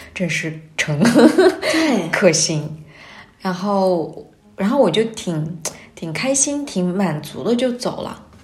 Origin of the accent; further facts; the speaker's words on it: Xinjiang, China; now in Beijing, China; 从我们新疆那边儿到了北京